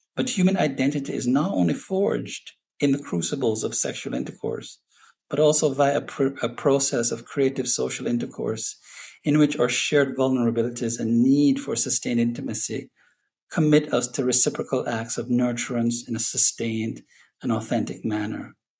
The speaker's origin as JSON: {"language": "English", "country": "Jamaica", "said": "I'm Jamaican"}